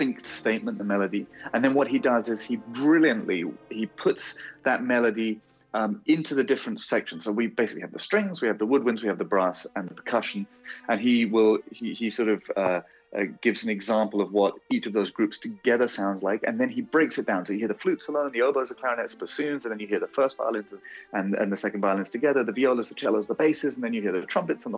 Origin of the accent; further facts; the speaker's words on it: United Kingdom; moved away; I'm a Brit abroad